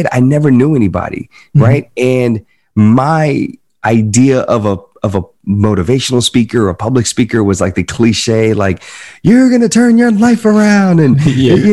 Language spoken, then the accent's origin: English; the South, United States; accent: Southern; And it's interesting because I was born and raised in the South, man. And when you look at old clips of me at 19, 20, 21 years old, I had, I, I talked like this. I had like a little bit of a southern